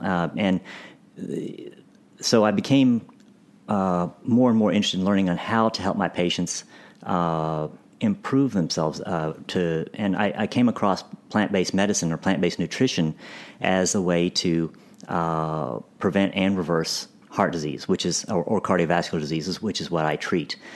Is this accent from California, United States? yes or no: no; Dallas, Texas, United States; I grew up in Dallas